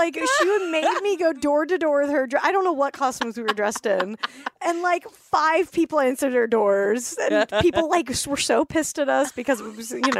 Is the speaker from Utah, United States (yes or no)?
yes; Salt Lake City, Utah, United States; Because I grew up in Salt Lake.